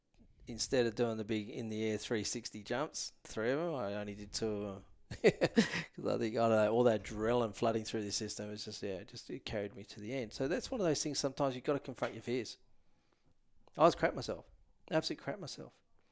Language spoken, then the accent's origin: English; Perth, Western Australia, Australia; and I was from Perth and Jewish group